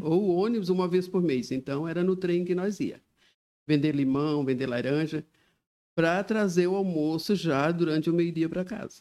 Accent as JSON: {"language": "Portuguese", "town": "Criciúma", "region": "Santa Catarina", "country": "Brazil", "tie": "born or raised there", "also_born_or_lived": "Orleans, Santa Catarina / Morro Grande, Santa Catarina", "moved": "as an adult", "lives_now": "Joinville, Brazil", "said": "Eu sou de Criciúma, na verdade eu nasci em Orleans."}